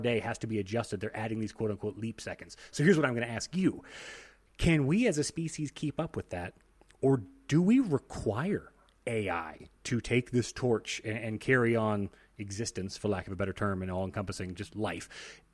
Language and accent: English; United States; as an American